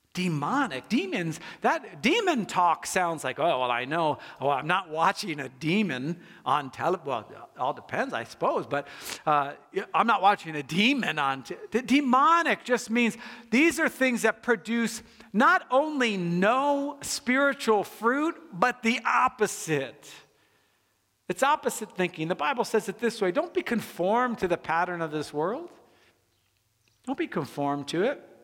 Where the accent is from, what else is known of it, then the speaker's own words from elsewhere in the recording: United States; I'm an American